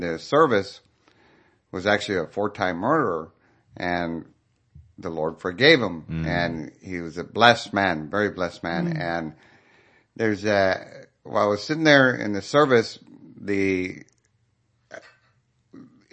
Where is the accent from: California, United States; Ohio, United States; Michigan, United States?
California, United States; San Jose; I'm from San Jose originally